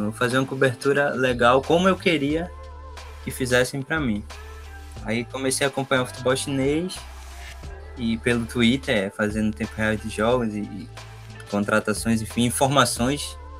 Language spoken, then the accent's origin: Portuguese; Recife, Pernambuco, Brazil; eu sou de Recife, eu acho que já deu para notar pelo sotaque. Sou nascido e criado no Recife